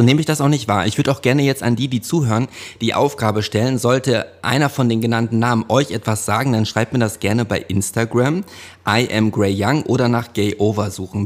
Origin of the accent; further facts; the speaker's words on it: Hövelhof, North Rhine-Westphalia, Germany; wir bei uns in Hövelhof, da gab's ein Hallenbad